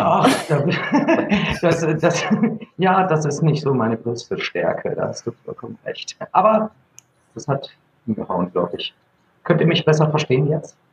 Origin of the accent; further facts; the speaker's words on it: Gütersloh, North Rhine-Westphalia, Germany; Ich komme aus Gütersloh und habe vor zwölf Jahren eine Tanzschule gegründet